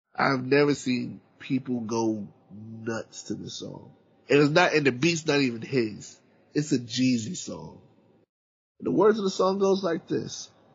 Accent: Charleston, South Carolina, United States; I'm from from Charleston, South Carolina

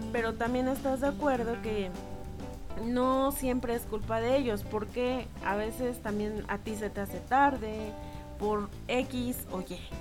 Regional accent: Mexico; como buen mexicano

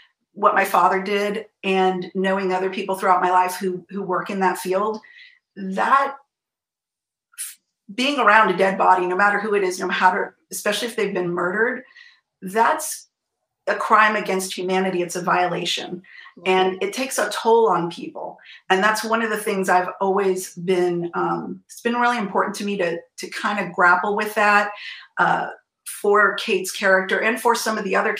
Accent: San Francisco Bay Area, California, United States; born or raised there

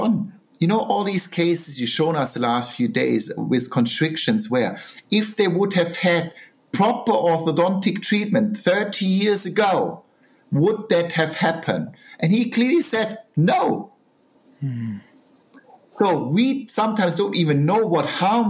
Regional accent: Southern Germany, Germany; now in United Kingdom; I'm a country boy. I come from South Germany, the mountains

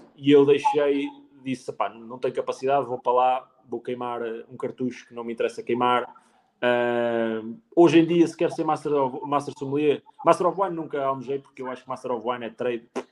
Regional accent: Penacova, Centro, Portugal; eu sou de Penacova, que é literalmente ao lado

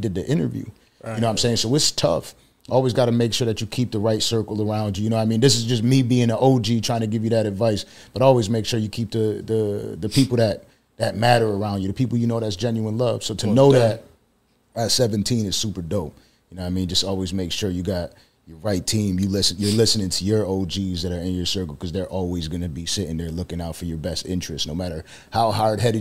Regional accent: Buffalo, New York, United States; moved away as an adult; now in Florida, United States; I come from Buffalo, New York

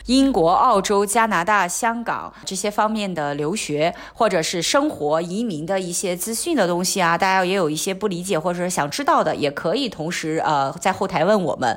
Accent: Qingdao, Shandong, China; moved away as an adult; now in Hong Kong; 我青岛人有一个特色，就可能喜欢去崂山，山上打山泉

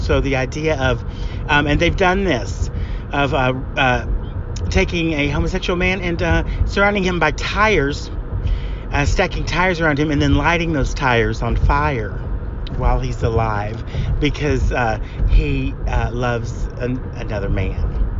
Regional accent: Greasy Creek, Oklahoma, United States; even though I am from Greasy Creek, Oklahoma, Gay Pride and the gay experience, the gay life, is something I know quite a bit about

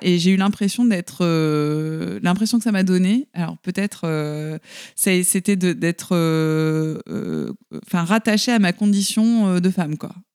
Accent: the South, southern France, France; je viens du Sud, donc dans une société un peu, euh, patriarcale

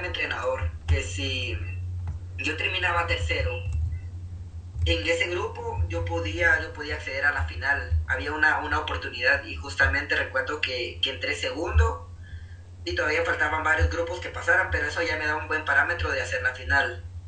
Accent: Antigua Guatemala, Sacatepéquez, Guatemala; yo soy un guatemalteco pues común y corriente, soy un guatemalteco normal

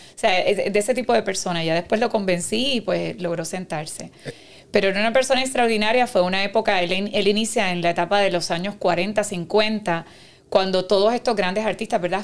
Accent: Carolina, Puerto Rico; also born or lived in Cuba; yo nací en Cuba, pero vivo en Carolina. Y viví toda mi vida y me crié en Carolina, estudié en Carolina

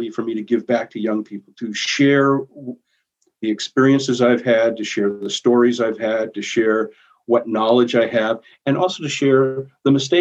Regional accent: Maine, United States; now in Winona, United States; I'm from Maine. Wasn't even born in Minnesota

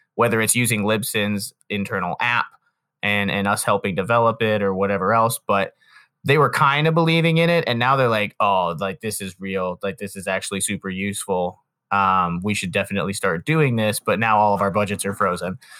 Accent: Canton, Ohio, United States; I'm from Canton, but there's this area called, like, North Industry, which is, like, twenty minutes further south of Canton

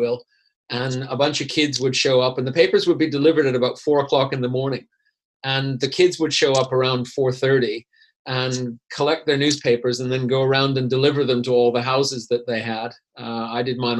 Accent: Canada; moved away as an adult; also born or lived in Vancouver / Zurich, Switzerland; now in Switzerland; growing up in Canada where it's not that old and things are relatively homogeneous

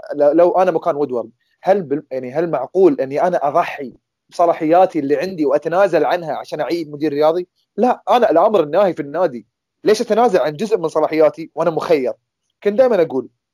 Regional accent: Qatar; عندنا في قطر

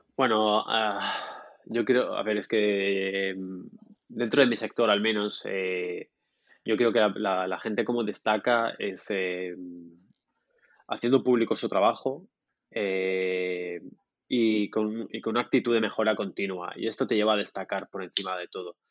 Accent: Murcia, Region of Murcia, Spain; now in Barcelona, Spain; yo nací en el sur de España, en una ciudad, una ciudad pequeñita que se llama Murcia

